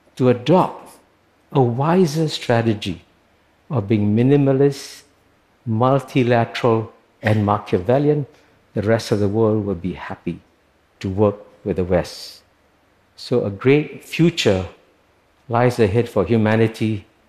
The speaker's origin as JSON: {"language": "English", "country": "Singapore", "tie": "born or raised there", "said": "When I was born in Singapore, which was then a poor British colony, in 1948"}